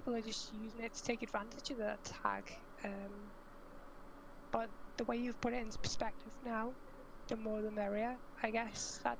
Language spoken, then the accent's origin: English; Liverpool, North West England, United Kingdom; I'm from Liverpool